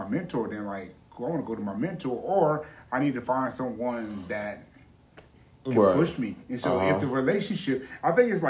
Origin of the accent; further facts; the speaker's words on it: Alabama, United States; moved away; also born or lived in Georgia; I was born in Alabama